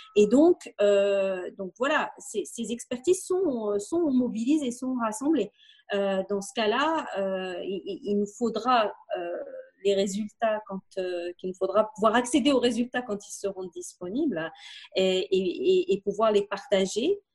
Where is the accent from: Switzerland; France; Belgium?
Belgium; now in Morocco; nous sommes belges